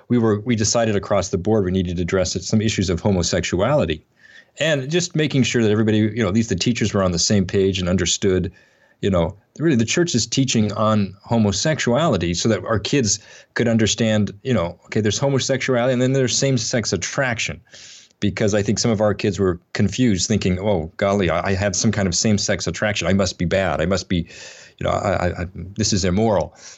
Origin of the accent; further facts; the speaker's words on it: Atlanta, Georgia, United States; near my hometown, or here in Atlanta